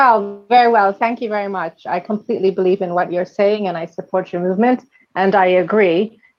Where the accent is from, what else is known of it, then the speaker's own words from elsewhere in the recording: New York City, New York, United States; now in United Kingdom; I'm currently living in the UK, but I'm an American citizen born in New York City.